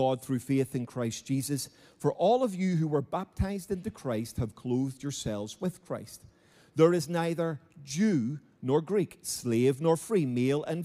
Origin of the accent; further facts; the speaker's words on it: Belfast, Northern Ireland, United Kingdom; Now I grew up in Belfast. My mother and father raised me in Belfast